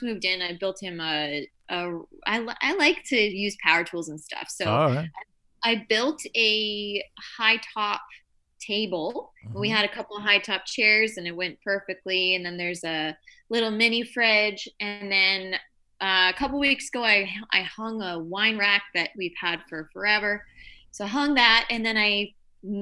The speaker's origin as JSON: {"language": "English", "town": "Windsor", "region": "Ontario", "country": "Canada", "tie": "born or raised there", "said": "I'm originally from Windsor, Ontario, so right across from Detroit. So I had a lot of American influence growing up"}